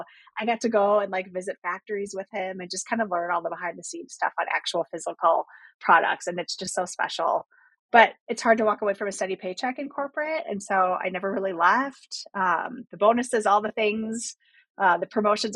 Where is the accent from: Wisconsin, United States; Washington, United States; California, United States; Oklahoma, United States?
Wisconsin, United States; I was born in Wisconsin, spent a ton of time in nature